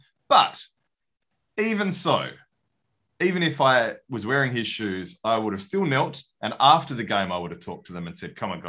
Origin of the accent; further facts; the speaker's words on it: Australia; as an Aussie